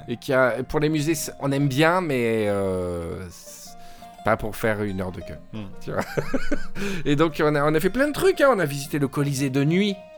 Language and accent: French; Provence-Alpes-Côte d'Azur, France; D'où provient ce podcast, d'où je viens, euh, la Côte d'Azur